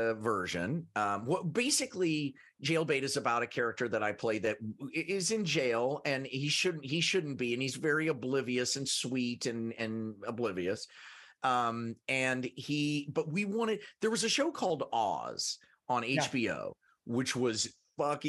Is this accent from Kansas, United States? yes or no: yes; Kansas, United States; moved away as an adult; I grew up in Kansas